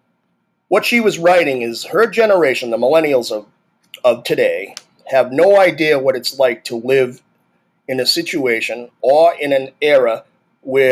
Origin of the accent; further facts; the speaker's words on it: Massachusetts, United States; I'm from Massachusetts